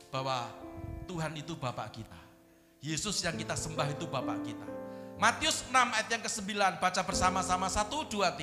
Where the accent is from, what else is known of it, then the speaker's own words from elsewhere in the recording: Wonogiri, Central Java, Indonesia; Leluhur-leluhur saya orang Jawa, kampung halaman saya di Wonogiri sana